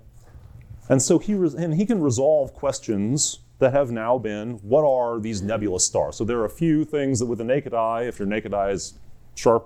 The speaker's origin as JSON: {"language": "English", "country": "United States", "said": "I'm an American geologist"}